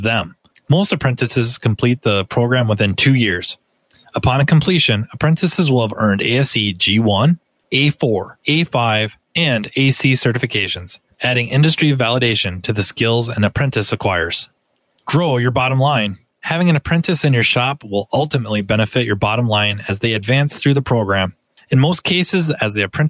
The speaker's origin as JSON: {"language": "English", "region": "Minnesota", "country": "United States", "said": "I was from Minnesota"}